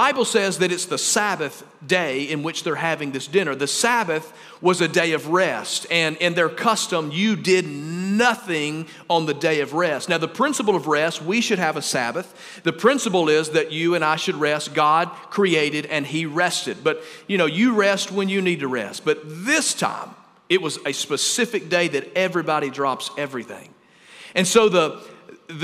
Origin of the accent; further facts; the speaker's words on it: Bradford, Alabama, United States; I'm from Bradford, Alabama